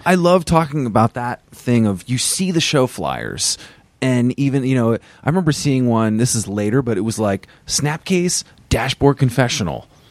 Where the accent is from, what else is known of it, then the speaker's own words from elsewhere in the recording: Vermont, United States; I grew up in Vermont, and I was in high school around that time.